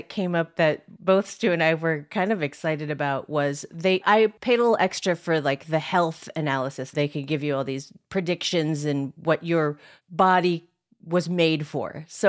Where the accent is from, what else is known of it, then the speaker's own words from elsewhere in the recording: Philippines; Okay, so I am Filipino, but my whole life, Filipinos have always been like, you're not Filipino.